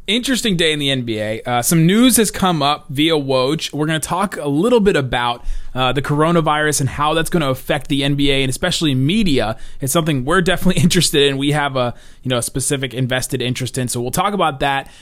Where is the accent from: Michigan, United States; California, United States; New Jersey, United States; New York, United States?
California, United States; Los Angeles; I was born in Los Angeles